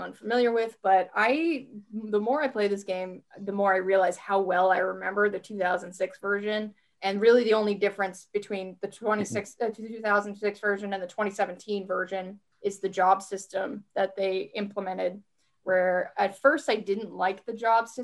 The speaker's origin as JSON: {"language": "English", "region": "Rhode Island", "country": "United States", "said": "I'm from Rhode Island."}